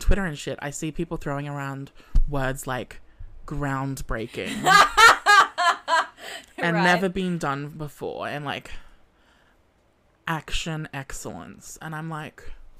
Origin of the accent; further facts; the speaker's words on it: Australia; accent: Australian; my accent. It was really rough being an Australian.